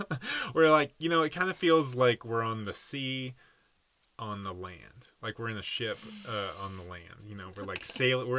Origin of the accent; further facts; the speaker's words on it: Nashville, Tennessee, United States; moved away as an adult; also born or lived in Denver, Colorado; before that, we were in Denver for a few years. But then I feel like I always have to be like, but I spent the first 28 years of my life in Nashville, Tennessee. Like, it's like originally, I'm pretty much a Nashvillian, but I was always made for Colorado.